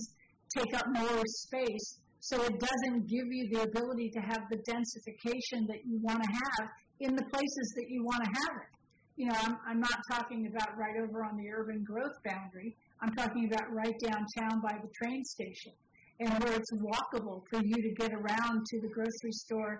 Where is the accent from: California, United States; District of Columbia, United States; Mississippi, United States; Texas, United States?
California, United States; San Francisco; I grew up in San Francisco where you had single-family homes, flats, and some small apartments all on the same block